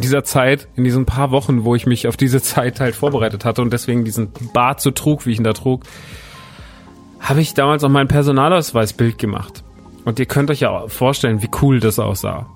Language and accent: German; Aschaffenburg, Bavaria, Germany; ich komme ja aus Aschaffenburg, wohne ja in Aschaffenburg